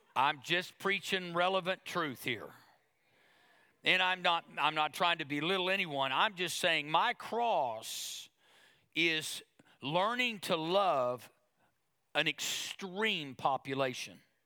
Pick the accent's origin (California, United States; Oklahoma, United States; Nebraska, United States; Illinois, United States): Oklahoma, United States; now we're from Oklahoma.